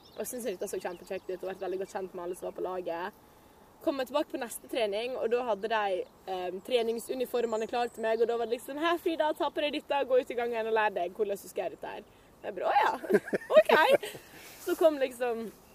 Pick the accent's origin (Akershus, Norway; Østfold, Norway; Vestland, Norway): Vestland, Norway; Loen; also born or lived in United States; barndommen min i Loen